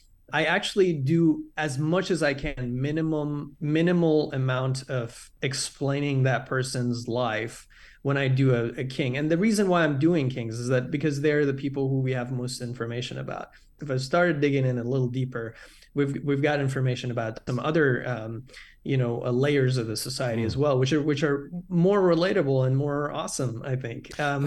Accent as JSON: {"language": "English", "country": "Iran", "tie": "born or raised there", "said": "from the cartoons I grew up watching in Iran"}